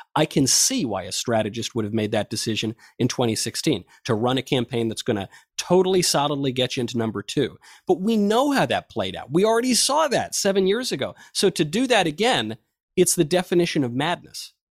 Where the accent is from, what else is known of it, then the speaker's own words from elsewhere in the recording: New York, United States; I grew up in New York in the nineteen nineties